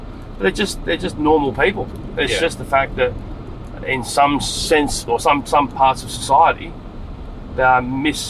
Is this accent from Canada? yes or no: no; Adelaide, South Australia, Australia; I grew up in Adelaide, and I went to school with a lot of Aboriginal kids.